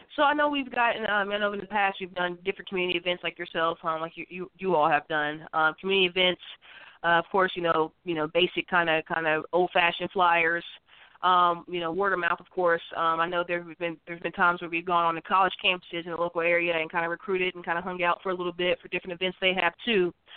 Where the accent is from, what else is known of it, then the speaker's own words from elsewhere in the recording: West Virginia, United States; I'm from West Virginia, you know, I'm a West Virginia native